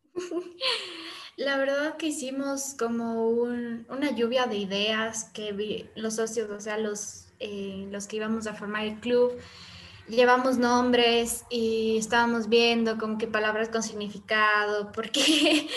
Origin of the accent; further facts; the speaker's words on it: Quito, Pichincha, Ecuador; nos formamos aquí en Quito, precisamente en el Valle de los Chillos